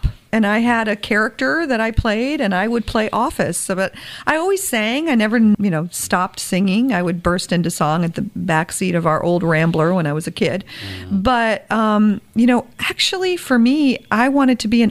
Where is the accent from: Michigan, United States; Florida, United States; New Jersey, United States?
Florida, United States; Tampa Bay area; also born or lived in Flushing, New York; I grew up in flip-flops, so I guess that qualifies from being a Floridian